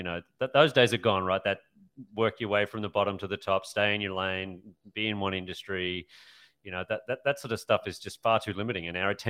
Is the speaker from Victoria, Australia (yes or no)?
no; Queensland, Australia; moved away; I come from Queensland